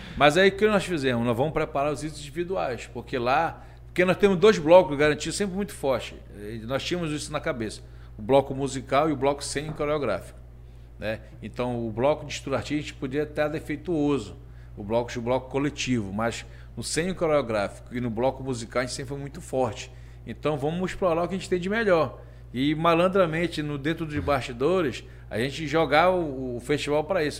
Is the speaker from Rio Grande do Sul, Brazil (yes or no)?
no; Parintins, Amazonas, Brazil; um menino criado aqui na Baixa